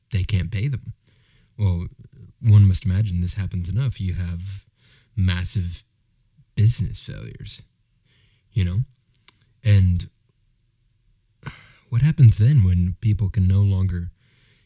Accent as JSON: {"language": "English", "country": "United States"}